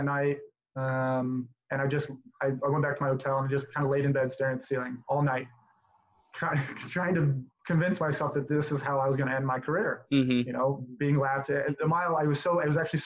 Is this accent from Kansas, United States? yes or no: no; Southern Nevada, United States; I'm originally from Southern Nevada